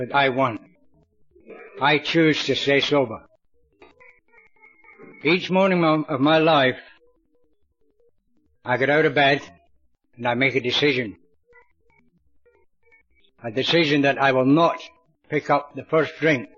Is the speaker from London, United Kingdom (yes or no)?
no; Clydeside, Scotland, United Kingdom; now in Australia; my hometown down in Clydeside in Scotland